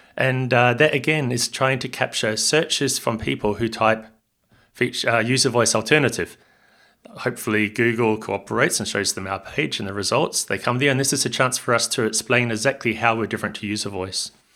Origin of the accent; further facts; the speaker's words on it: Hamilton, Waikato, New Zealand; also born or lived in Australia; now in Barcelona, Spain; I'm from Hamilton in New Zealand, in the North Island, uh, a little bit south of Auckland